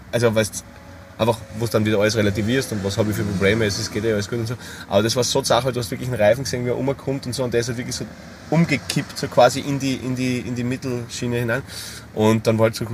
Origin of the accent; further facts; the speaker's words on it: Styria, Austria; bei uns in der Steiermark